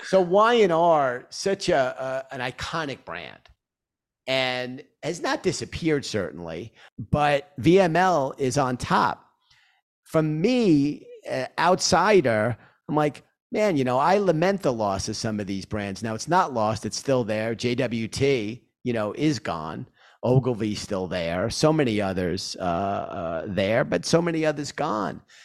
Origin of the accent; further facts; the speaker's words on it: New York City, New York, United States; accent: Queens; I grew up in Queens. Uh, and you hear my voice. I'm a New Yorker, you know, through and through with my, uh, Queens accent